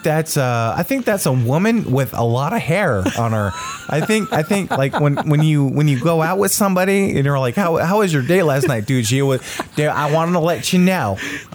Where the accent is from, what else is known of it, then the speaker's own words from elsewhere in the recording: Australia; We are from Australia. You guys have to enjoy our beaches, okay?